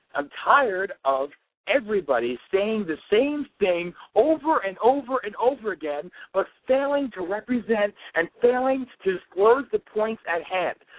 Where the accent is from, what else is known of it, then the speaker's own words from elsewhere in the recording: Pennsylvania, United States; I'm from Pennsylvania.